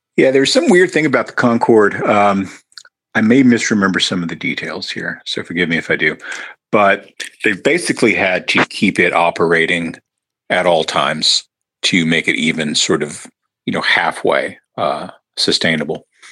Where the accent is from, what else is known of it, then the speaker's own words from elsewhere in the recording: Lubbock, Texas, United States; my hometown of Lubbock